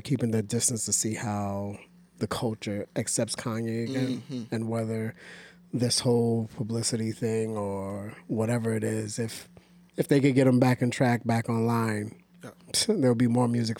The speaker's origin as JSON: {"language": "English", "region": "New York", "country": "United States", "said": "we're from New York"}